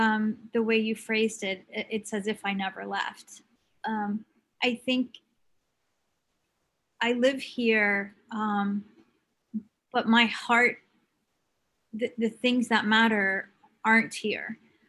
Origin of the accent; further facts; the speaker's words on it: Palestine; also born or lived in Kuwait; Briefly, I guess my story is every Palestinian story. You know, my family was exiled in the 67 war. They became refugees and ended up in Kuwait, where I was born in 1970, dating myself.